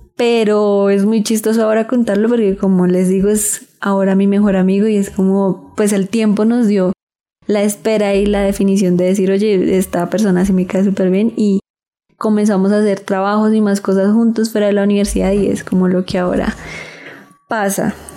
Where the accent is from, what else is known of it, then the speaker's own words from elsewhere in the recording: Girardot, Cundinamarca, Colombia; also born or lived in Ibagué; soy de Girardot